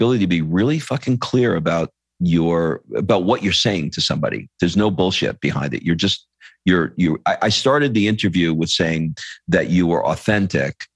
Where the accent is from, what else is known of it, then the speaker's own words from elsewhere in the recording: New York City, New York, United States; I grew up in New York. My dad was an alcoholic and I got beat a lot. And the way that I dug myself out of a crappy Queens, New York apartment